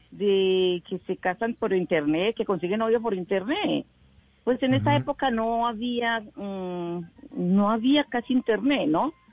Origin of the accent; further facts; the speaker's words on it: Medellín, Antioquia, Colombia; born there; A ver, por accidente nací en Medellín porque mi mamá era paisa y mi papá era isleño, San Andrésano, Entonces, como mi hermana mayor nació en San Andrés, pues mi mamá quería que la segunda naciera en Medellín